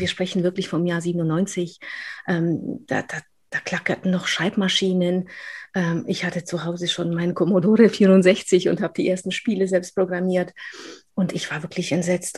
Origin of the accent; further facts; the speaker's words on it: Upper Silesia, Poland; accent: rolling R; German is a second language; also born or lived in Aachen, Germany / Cologne, Germany; now in Germany; In Polen hat man mir gesagt, äh, ich bin eigentlich eine Deutsche, wir sind Oberschlesier, also Spätaussiedler sozusagen